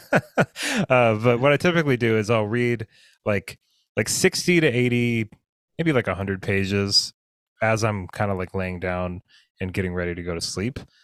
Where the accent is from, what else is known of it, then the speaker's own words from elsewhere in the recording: United States; growing up in the United States, I'm used to a certain kind of breakfast